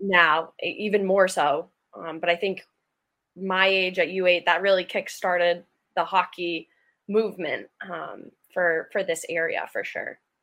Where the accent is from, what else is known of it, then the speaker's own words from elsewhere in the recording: Acton, Massachusetts, United States; I grew up in Acton, Massachusetts, which is a small town outside, like 40 minutes outside Boston.